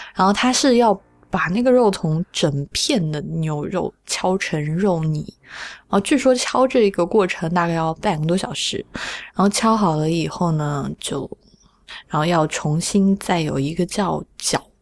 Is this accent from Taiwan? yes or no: no; Sichuan, China; 我小时候在四川吃肉丸